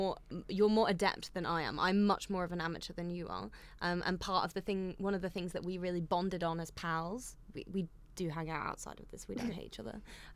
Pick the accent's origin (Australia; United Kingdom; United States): United Kingdom; I'm from the United Kingdom. We're currently in London as well